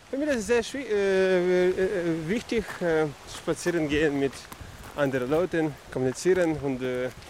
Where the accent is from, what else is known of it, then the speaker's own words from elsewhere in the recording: Kyiv, Ukraine; German is a second language; now in Germany; ich komme aus der Ukraine, aus Kiew.